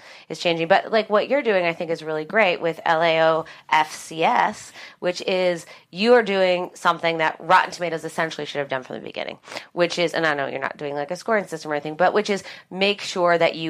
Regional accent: Vail, Colorado, United States; moved away; I grew up in Vail, Colorado, and I was one of two girls in my graduating class

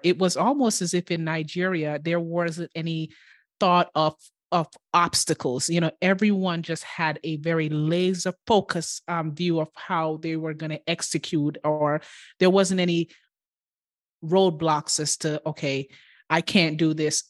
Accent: Kingston, Jamaica; now in United States; I grew up in Kingston in the inner city

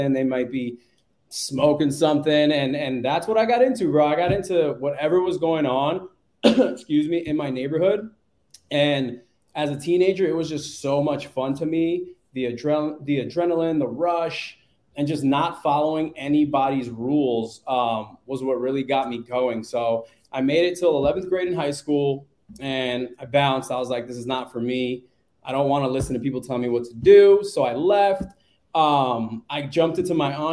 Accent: New York City, New York, United States; moved away as an adult; also born or lived in Phoenix, Arizona; now in Indianapolis, United States; born and raised in Queens until the age of 29

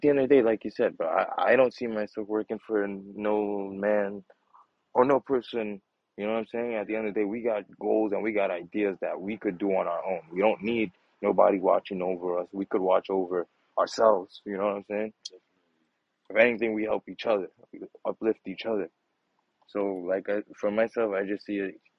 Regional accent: New York City, New York, United States; young black men from Brooklyn

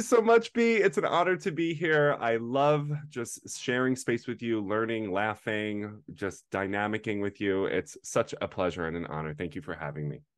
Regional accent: United States; I'm the only American in the whole thing

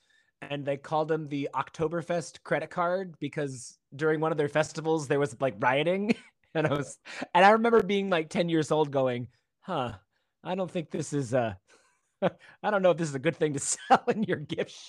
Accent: Virginia Beach, Virginia, United States; moved away as an adult; now in Orlando, United States; No, I'm from Virginia Beach, Virginia. Born and raised.

